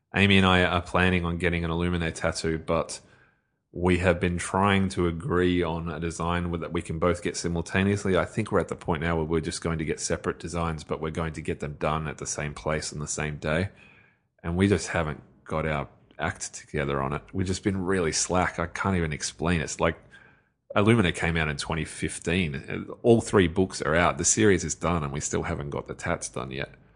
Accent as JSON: {"language": "English", "country": "Australia", "said": "as an Australian"}